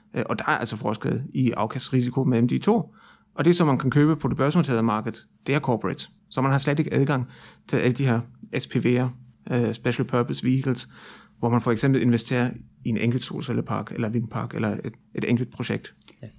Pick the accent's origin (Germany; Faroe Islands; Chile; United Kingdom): Germany; now in Denmark; syd for grænsen i Tyskland, hvor jeg nu kommer fra